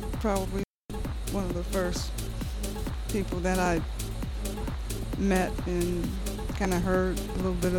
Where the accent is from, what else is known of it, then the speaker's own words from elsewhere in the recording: Detroit, Michigan, United States; I'm from Detroit, born and raised, 53 years strong, so, yeah, it's my city.